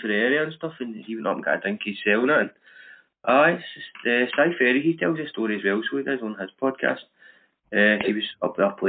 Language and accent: English; Glasgow, Scotland, United Kingdom; I'm from Garangad. It's obviously, people know it's Royston, but it's originally Garangad.